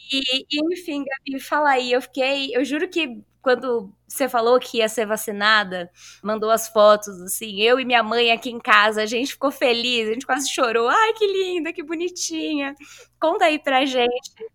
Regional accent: São Paulo, Brazil; a gente é daqui de São Paulo

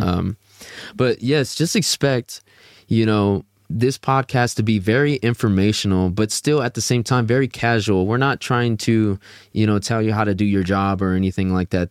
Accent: Houston, Texas, United States; I'm from Houston, Texas

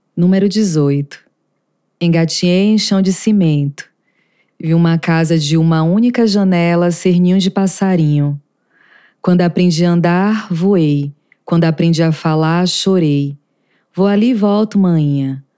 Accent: Conceição do Jacuípe, Bahia, Brazil; now in Brasília, Brazil; Sou baiana de Berimbau, Conceição do Jacuípe. Estou em Brasília.

